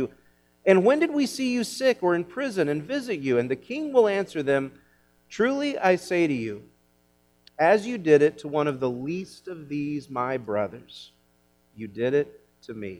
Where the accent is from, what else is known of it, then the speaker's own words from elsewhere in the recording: Kansas, United States; growing up in Kansas, as I did